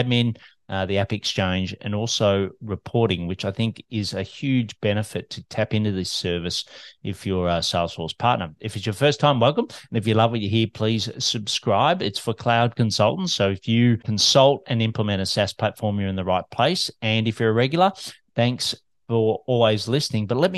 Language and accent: English; Melbourne, Victoria, Australia